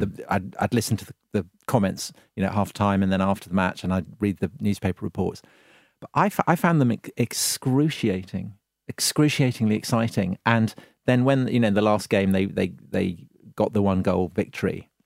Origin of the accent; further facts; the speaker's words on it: England, United Kingdom; being English watching it in a French bar